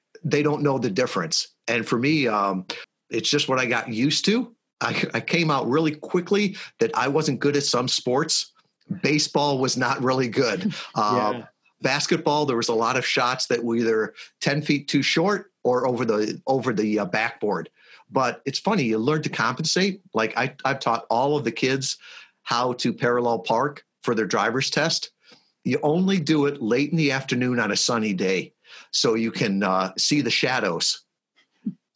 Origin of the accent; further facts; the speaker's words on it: Fox Valley, Chicago suburbs, Illinois, United States; I was born and raised in the Chicago suburbs, about 40 miles west of Chicago, a place called Fox Valley